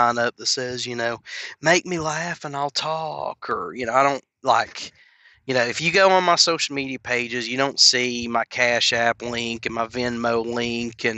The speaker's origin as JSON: {"language": "English", "town": "Knoxville", "region": "Tennessee", "country": "United States", "tie": "born or raised there", "said": "I was born and raised in Knoxville, Tennessee"}